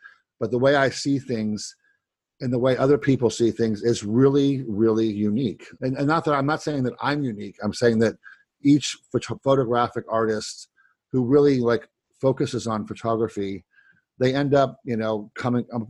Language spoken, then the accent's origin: English; Ohio, United States; I grew up in Ohio and it was a very, very flat place